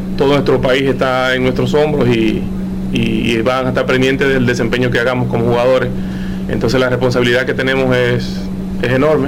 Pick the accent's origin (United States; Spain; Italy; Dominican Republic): Dominican Republic; nosotros como dominicanos amamos nuestro país